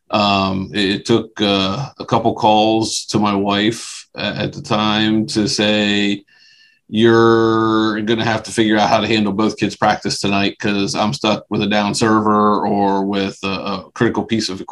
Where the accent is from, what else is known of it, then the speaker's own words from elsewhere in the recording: Dillsburg, Pennsylvania, United States; Always have been born and stayed in the South Central Pennsylvania area. Grew up in a little town called Dillsburg, Pennsylvania